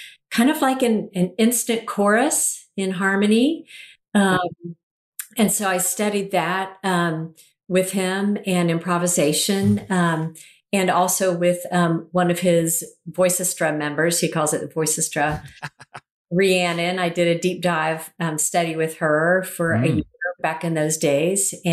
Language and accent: English; Atlanta, Georgia, United States; here in my hometown of Atlanta